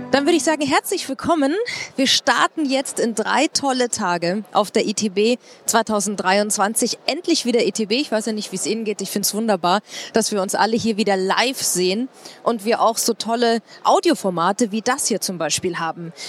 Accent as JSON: {"language": "German", "town": "Munich", "region": "Bavaria", "country": "Germany", "said": "Ich ähm, komme aus München, ich liebe meine, meine Stadt"}